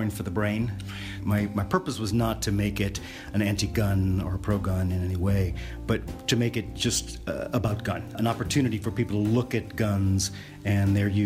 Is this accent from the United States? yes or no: yes; New Orleans, Louisiana, United States; I grew up in New Orleans, a historically violent place.